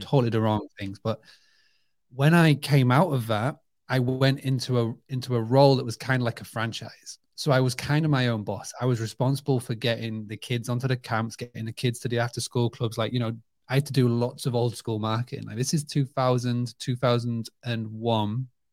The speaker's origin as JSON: {"language": "English", "town": "Scarborough", "region": "Yorkshire and the Humber", "country": "United Kingdom", "tie": "born or raised there", "said": "my hometown of Scarborough has got this magnetic pull. Even now, where we live in the U K, we're only about an hour away"}